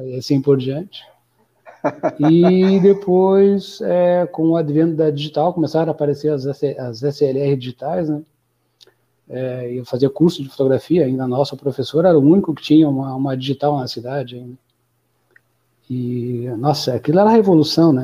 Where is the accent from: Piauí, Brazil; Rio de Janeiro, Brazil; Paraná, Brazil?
Paraná, Brazil; União da Vitória; moved away as an adult; now in Florianópolis, Brazil; Sou de União da Vitória, na divisa com Santa Catarina.